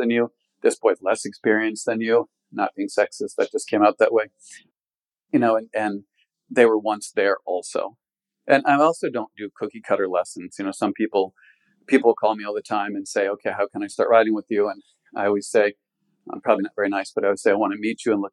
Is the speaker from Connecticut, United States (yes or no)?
yes; Connecticut, United States; moved away as an adult; I was raised in Connecticut from a large family